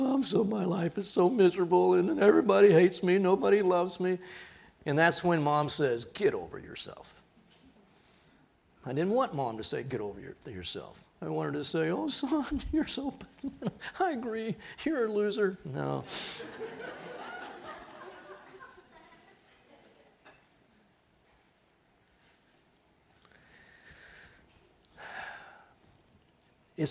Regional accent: Corpus Christi, Texas, United States; Went through a few hurricanes growing up in Corpus.

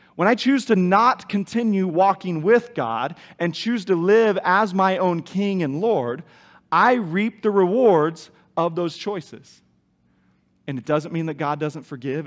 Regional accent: Kansas, United States; moved away; I knew Larry and Sharon when I was growing up in Kansas

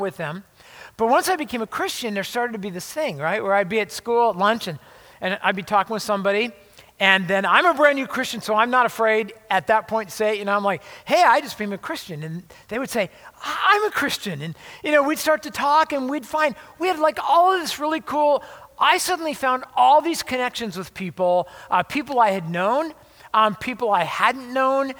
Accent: La Habra, California, United States; moved away as an adult; I was actually born and raised in Southern California, Orange County, LA area

